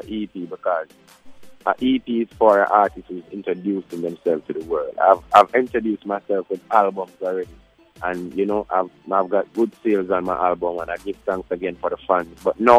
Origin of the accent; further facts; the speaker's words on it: Saint Mary, Jamaica; now in Kingston, Jamaica; I'm from St.